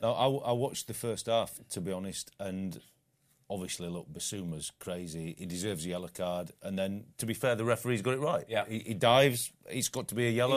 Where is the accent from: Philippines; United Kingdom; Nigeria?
United Kingdom; England; as an Englishman